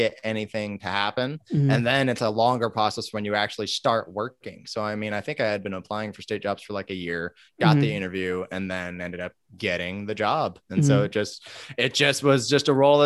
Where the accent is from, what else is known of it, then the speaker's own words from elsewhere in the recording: Vallejo, California, United States; growing up in Vallejo and it being a rough town